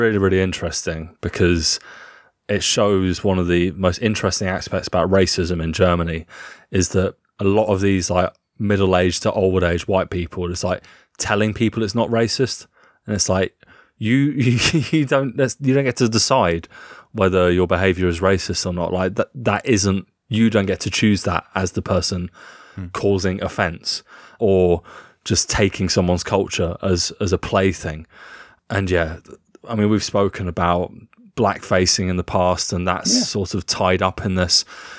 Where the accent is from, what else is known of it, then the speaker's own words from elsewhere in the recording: South East England, United Kingdom; Like, place like Cornwall and where I grew up on West Sussex, like the Sussex coast, Eastbourne, like proper Tory strongholds.